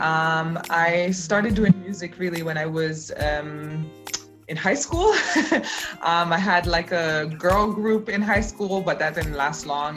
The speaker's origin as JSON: {"language": "English", "country": "Cayman Islands", "tie": "born or raised there", "also_born_or_lived": "Jamaica", "moved": "as an adult", "lives_now": "Berlin, Germany", "said": "I was born in Jamaica and um, okay. grew up there, and then I left when I was seven and um, grew up in the Cayman Islands. Um, and then I left Cayman when I was 25 and came to Germany, and I've been living here ever since"}